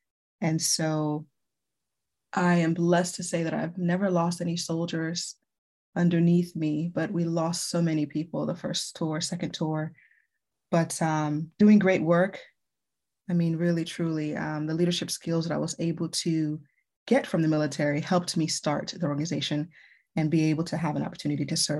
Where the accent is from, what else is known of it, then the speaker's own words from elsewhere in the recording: U.S. Virgin Islands; moved away as an adult; I first moved into the mainland. I'm originally from the Virgin Islands